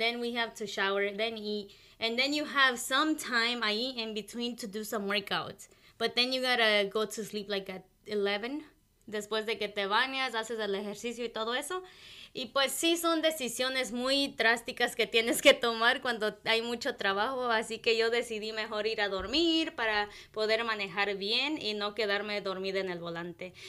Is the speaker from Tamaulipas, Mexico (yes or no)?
no; Michoacán, Mexico; first language Purépecha; Spanish is a second language; now in United States; crecimos en, nuestro pueblo indígena ahí en Michoacán, y después nos mudamos aquí